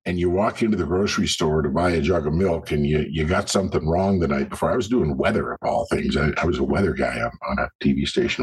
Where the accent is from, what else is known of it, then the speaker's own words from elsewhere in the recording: Cowichan Valley, British Columbia, Canada; moved away as an adult; also born or lived in Brazil / Vancouver Island; wound up back at my hometown on the West Coast in the Cowichan Valley and worked at my hometown radio station there